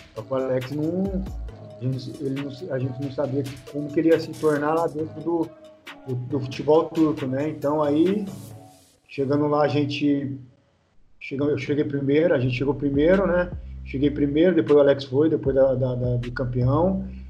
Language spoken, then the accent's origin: Portuguese; Cajamar, São Paulo, Brazil; moved away as an adult; also born or lived in Italy / Spain / Turkey; eu sou de Cajamar e São Paulo é próximo